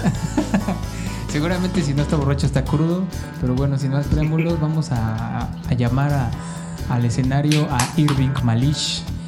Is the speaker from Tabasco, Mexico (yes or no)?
no; Cancún, Quintana Roo, Mexico; somos de Cancún